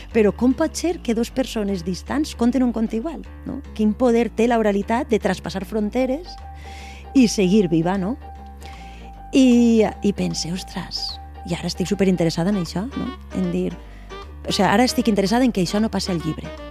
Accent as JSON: {"language": "Catalan", "region": "Valencian Community", "country": "Spain", "said": "la nostra pròpia identitat personal i com a valencianes"}